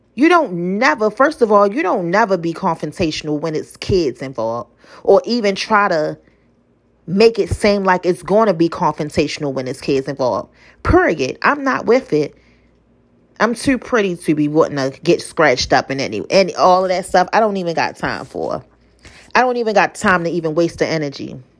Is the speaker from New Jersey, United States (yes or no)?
no; Baltimore, Maryland, United States; I'm from Baltimore